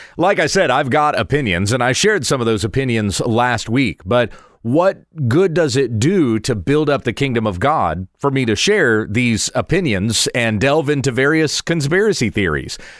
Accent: United States; I'm a proud American citizen

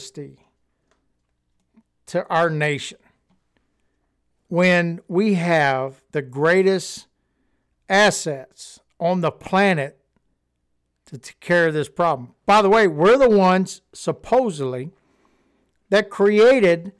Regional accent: United States; We are Americans and we are patriots

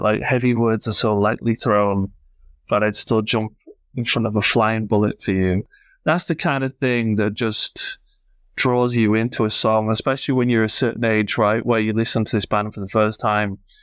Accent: Yorkshire and the Humber, United Kingdom; I'm from Yorkshire

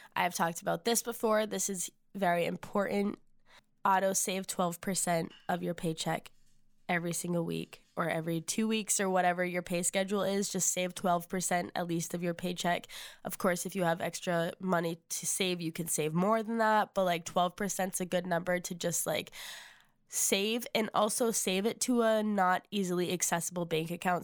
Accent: Massachusetts, United States; moved away as an adult; now in Nashville, United States; We are originally from Massachusetts, so we are living far away from home.

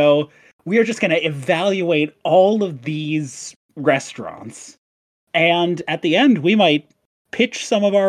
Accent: Midwest, United States; I'm from the Midwest and we don't have those here

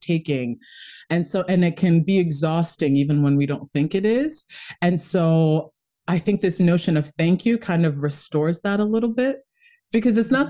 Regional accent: Kenya; moved away; I'm originally from Kenya. My my whole family um, is pretty much there, and it's you know we came from a very tough upbringing.

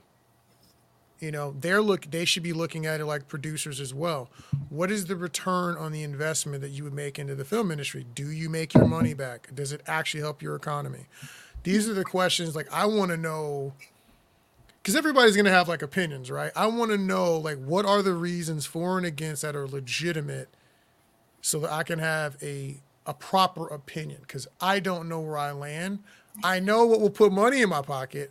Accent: Texas, United States; I'm a Texan. I'm here to do film in Texas and hire Texans

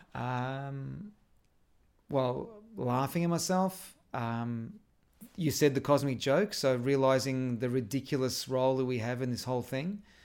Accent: Melbourne, Victoria, Australia; also born or lived in Airport West, Victoria; we were living in our house in Airport West. We didn't move out of there until we were ten, then I was brought up in Essendon

